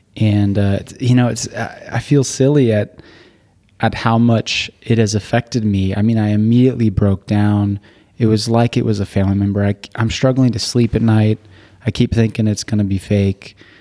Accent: Burbank, California, United States; moved away as an adult; also born or lived in Utah; I grew up in Burbank, California. So, born there and went to high school there and then moved up to Utah, uh, for college.

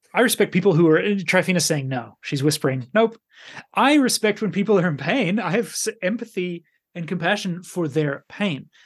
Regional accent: Canada; moved away; also born or lived in Finland; being Canadian

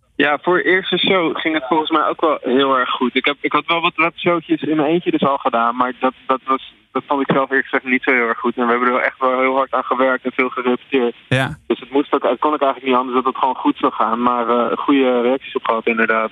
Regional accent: Alkmaar, North Holland, Netherlands; ik ben 21 eh, jaar en ik kom uit Alkmaar

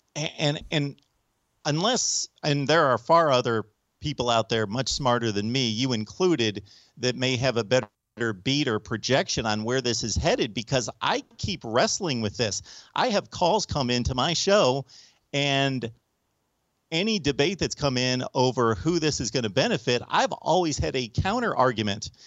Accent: United States; I'm an American

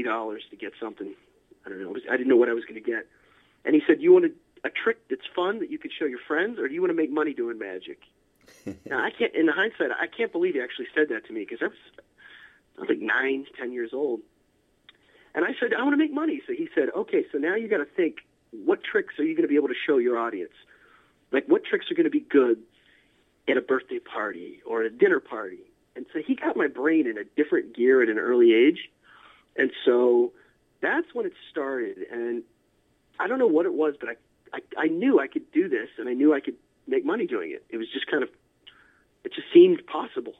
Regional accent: Altoona, Pennsylvania, United States; I grew up in a small town, Altoona, Pennsylvania, pretty much in the middle of Pennsylvania

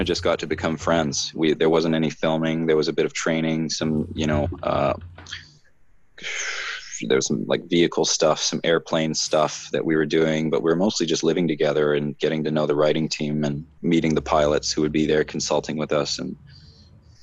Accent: Canada; even being a Canadian

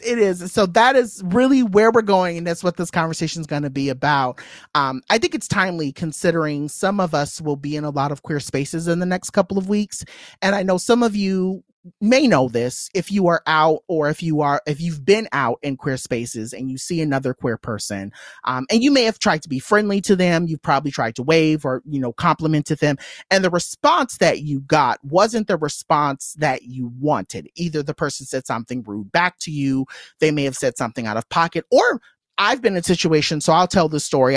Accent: Inland Empire, California, United States; I am what I like to call an I E girl, so I grew up in the Inland Empire

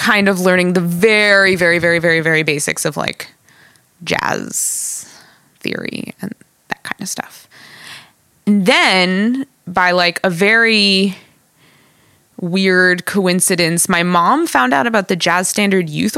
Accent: South Orange, New Jersey, United States; my hometown of South Orange

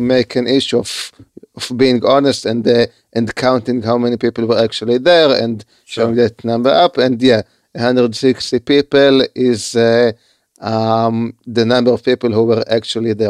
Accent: Haifa, Haifa District, Israel; I live in Israel. I was I was I was born in Haifa

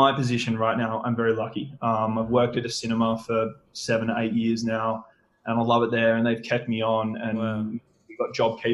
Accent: Perth, Western Australia, Australia; I'm a Perth boy, so I've grown up here my entire life. I grew up in Greenwood, a little northern suburb

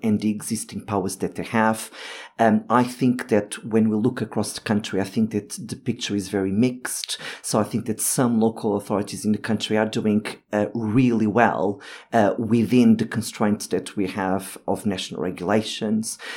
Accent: Lisbon, Portugal; moved away as an adult; now in London, United Kingdom; I am originally from Portugal, so I have lived in Lisbon and I have been living in London for the last fifteen years

